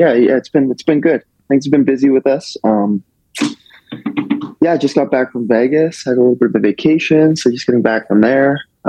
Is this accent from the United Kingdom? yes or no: no; Canada; I'm from Canada